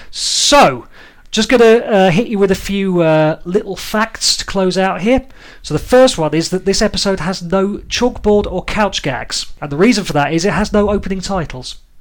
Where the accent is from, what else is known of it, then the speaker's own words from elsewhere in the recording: United Kingdom; as British people